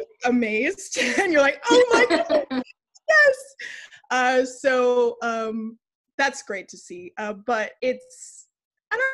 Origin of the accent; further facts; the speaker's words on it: Los Angeles, California, United States; also born or lived in East Coast / the South; now in San Francisco, United States; I was born and raised in Los Angeles, California.